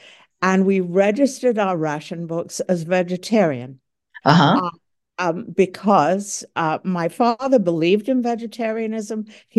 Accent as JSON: {"language": "English", "town": "Croydon", "region": "London", "country": "United Kingdom", "tie": "born or raised there", "said": "162 of them landed in Croydon, my hometown, which is south of London proper."}